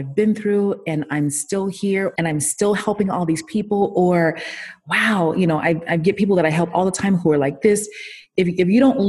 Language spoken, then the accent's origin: English; Miami, Florida, United States; I'm from Miami. So I'm from South Florida